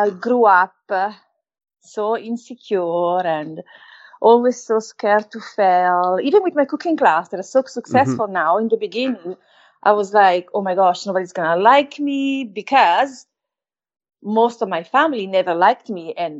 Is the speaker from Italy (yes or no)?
yes; Valtellina, Lombardy, Italy; accent: Italian; English is a second language; moved away; also born or lived in Naples; I grew up in North Italy, where my stepdad was from, Valtellina, beautiful place